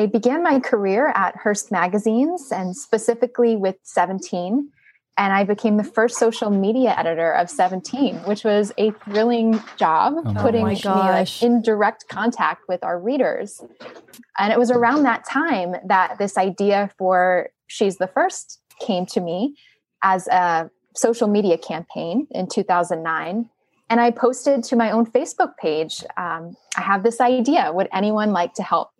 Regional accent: New Jersey, United States; I am from New Jersey originally

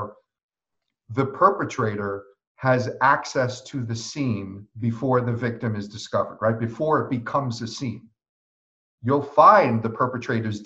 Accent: New York, United States; me as a New Yorker

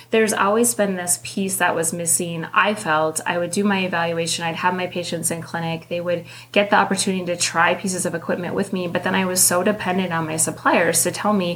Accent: Northern Minnesota, United States; I am from Minnesota. Northern Minnesota. I could drive a four-wheeler before I could drive a car

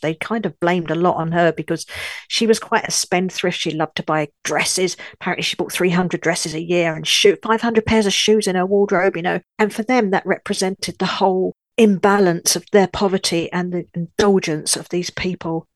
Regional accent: London, United Kingdom; also born or lived in Seven Valleys, France; now in France; I'm a Brit, a Londoner, as you can probably tell from my accent, but I now live in France

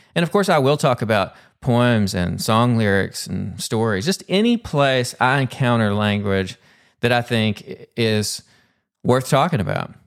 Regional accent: Pumpkin Bend, Arkansas, United States; accent: Southern; now in Dallas, United States; I'm originally from Pumpkin Bend, Arkansas. So even though I live in Dallas now, still got that Pumpkin Bend accent.

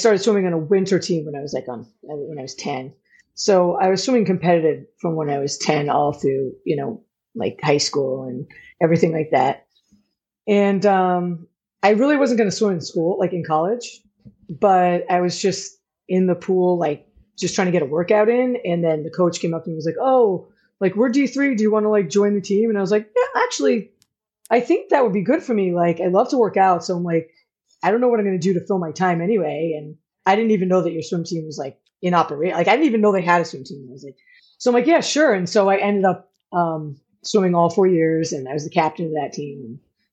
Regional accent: Westchester County, New York, United States; moved away as an adult; also born or lived in Keene, New Hampshire / Utah; now in Salem, United States; I'm originally from New York. So like down by the city. So Westchester County, New York.

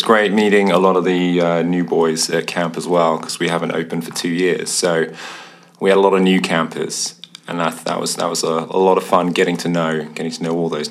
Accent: Cambridge, East of England, United Kingdom; I'm from Cambridge in the UK.

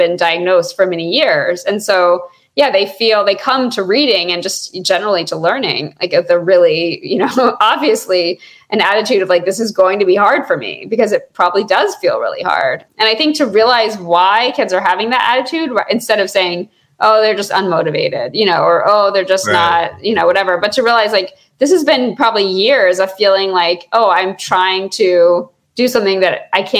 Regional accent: Georgia, United States; I grew up in Georgia

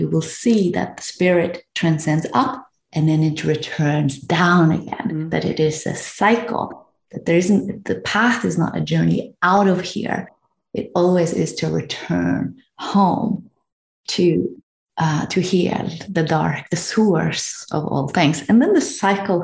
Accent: Norway; I'm from Norway

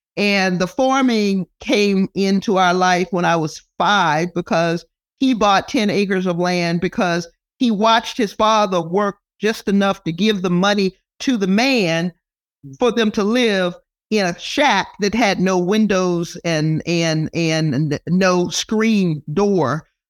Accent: Texas, United States; now in California, United States; I grew up in Texas

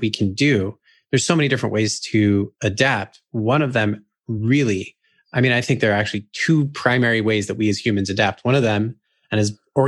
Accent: California, United States; moved away as an adult; also born or lived in New York; I'm originally from California. And when I moved to New York

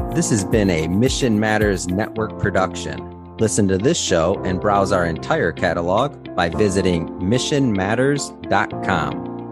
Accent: Dearborn, Michigan, United States; also born or lived in North Shore, Chicago, Illinois; now in Chicago area, United States; I am originally from Dearborn, Michigan

